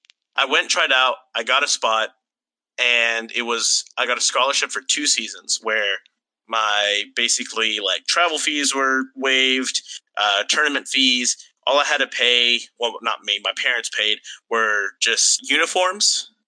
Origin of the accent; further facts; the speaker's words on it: United States; as a American fan, as someone who grew up in America and following American soccer